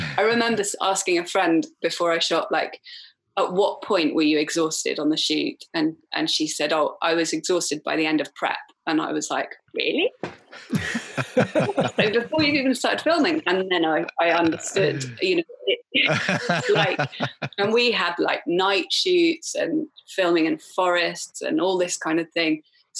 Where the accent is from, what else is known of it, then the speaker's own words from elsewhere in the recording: Wales, United Kingdom; And then we redrafted the treatment, and I'm Welsh, even though I don't sound Welsh. I'm Welsh, so I was fortunate enough that I can apply for Film Wales funding.